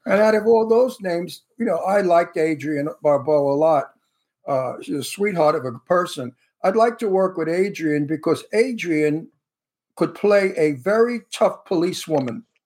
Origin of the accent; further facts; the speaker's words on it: New York City, New York, United States; accent: Brooklyn; I could talk like I come from Brooklyn because I really do come from Brooklyn, you know. So my accent is a real accent